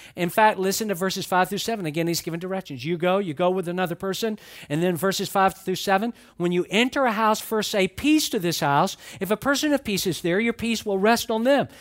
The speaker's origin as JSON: {"language": "English", "town": "Atlanta", "region": "Georgia", "country": "United States", "tie": "born or raised there", "moved": "yes", "lives_now": "Florida, United States", "said": "I grew up in Atlanta, And I've lived in Florida a long, long time."}